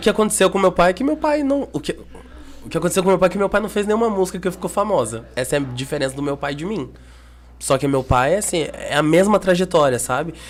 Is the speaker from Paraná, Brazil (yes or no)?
yes; Curitiba, Paraná, Brazil; eu sou natural de Curitiba